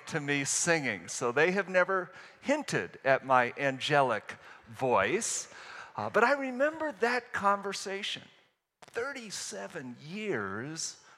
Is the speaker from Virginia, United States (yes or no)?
yes; Virginia, United States; moved away as an adult; now in Kettering, United States; I was from Virginia